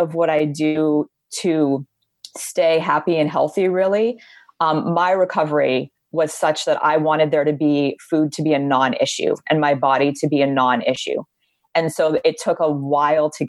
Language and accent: English; Honolulu, Hawaii, United States; moved away as an adult; now in Los Angeles, United States; my brother and I were both born and raised on Oahu in Honolulu, Hawaii